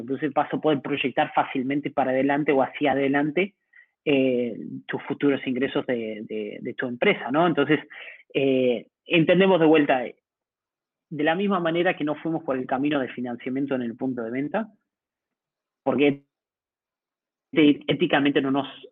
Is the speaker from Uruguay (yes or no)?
yes; Uruguay; moved away as an adult; now in Mexico City, Mexico; como uruguayo